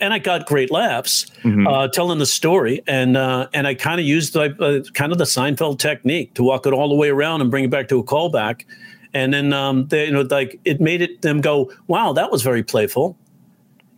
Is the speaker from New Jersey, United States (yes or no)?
no; New York, United States; I'm a New Yorker